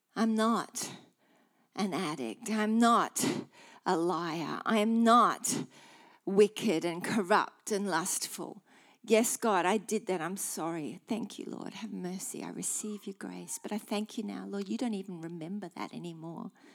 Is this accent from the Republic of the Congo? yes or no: no; Australia; being Aussie